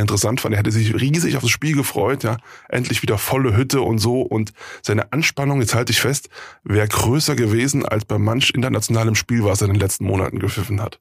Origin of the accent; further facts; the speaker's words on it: North Rhine-Westphalia, Germany; moved away; ich komme ja ursprünglich aus Nordrhein-Westfalen